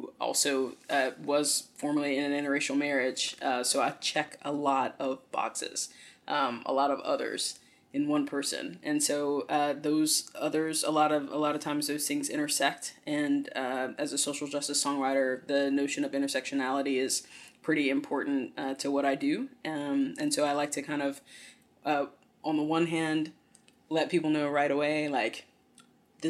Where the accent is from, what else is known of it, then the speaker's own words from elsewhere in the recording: the South, United States; growing up in the South